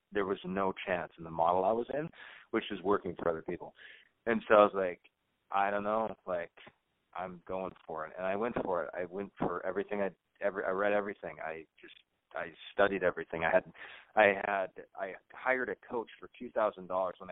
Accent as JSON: {"language": "English", "region": "North Dakota", "country": "United States", "tie": "born or raised there", "said": "I grew up in North Dakota, and I grew up in a trailer"}